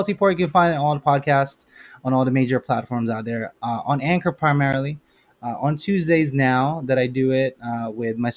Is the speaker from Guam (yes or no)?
no; Philippines; now in United States; I'm Filipino. I was raised in the Philippines